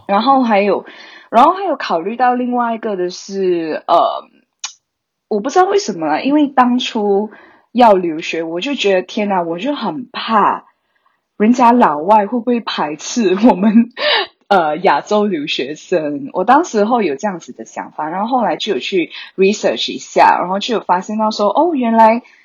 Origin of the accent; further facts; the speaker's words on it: Malaysia; now in Ireland; 我本身是马来西亚人，你应该可以听得出我的口音